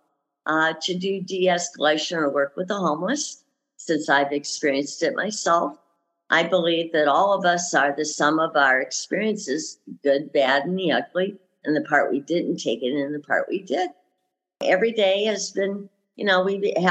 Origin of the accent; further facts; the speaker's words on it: Lansing, Michigan, United States; moved away as an adult; also born or lived in Nevada; now in Arizona, United States; I grew up in Michigan, Lansing. I left there when I was about 19, 20 years old, moved out to Nevada